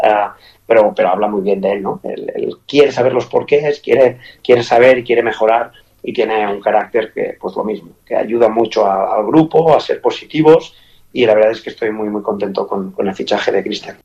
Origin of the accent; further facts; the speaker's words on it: Spain; moved away as an adult; also born or lived in Qatar / Kuwait / Catalonia; now in Toulouse, France; para mí como español